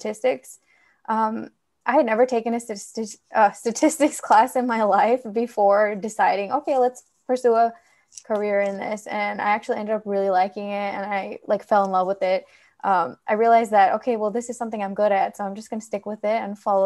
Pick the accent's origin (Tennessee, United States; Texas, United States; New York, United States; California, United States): California, United States; I was born and raised here in California